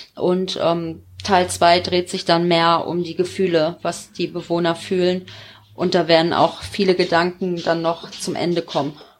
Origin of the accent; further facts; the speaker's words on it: Gevelsberg, North Rhine-Westphalia, Germany; in Vollmerstein, auch hier so in der Nähe vom Gefitzberg, wo ich herkomme